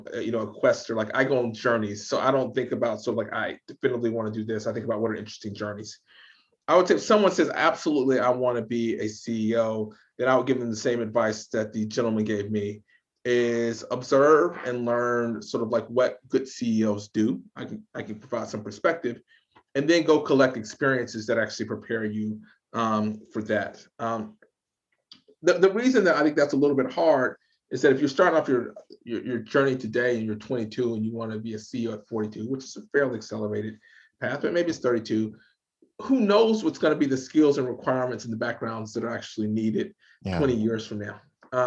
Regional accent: the South, United States; I grew up in the South, so I used to go to the shooting range a lot

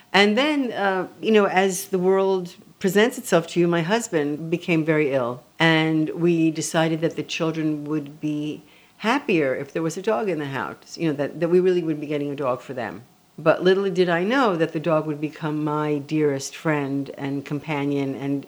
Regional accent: New York, United States; also born or lived in Tel Aviv, Israel; I was born in Tel Aviv. Yes. And then when I was 4 years old, we moved to New York. First, a short stint on Upper Broadway at the Hotel Monterey.

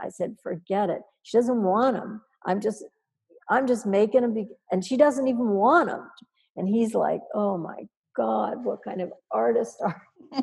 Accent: Dayton, Ohio, United States; moved away as an adult; now in New York, United States; I'm from Dayton, Ohio

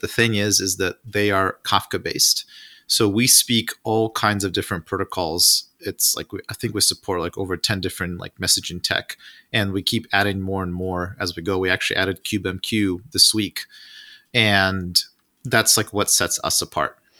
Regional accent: Russia; moved away; I'm originally from Russia

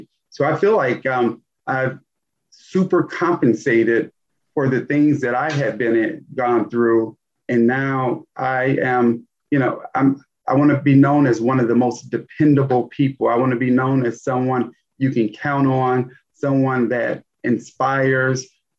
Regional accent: Gary, Indiana, United States; Yeah, I mean, Gary was a tale of two cities. I mean, I absolutely loved my childhood.

